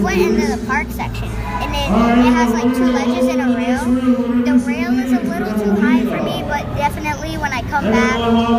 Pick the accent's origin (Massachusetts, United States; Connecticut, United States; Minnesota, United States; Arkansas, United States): Massachusetts, United States; Boston; I'm from Boston.